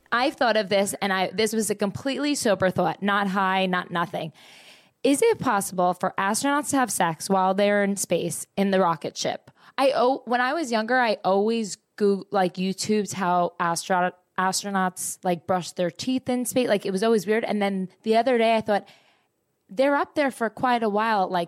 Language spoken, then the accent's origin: English; Toronto, Ontario, Canada; I'm from Toronto.